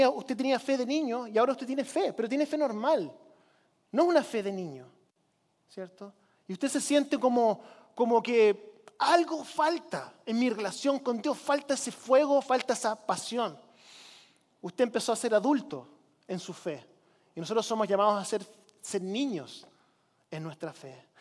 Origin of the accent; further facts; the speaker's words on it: Chile; now in United States; Con mi esposa nosotros crecimos en Chile.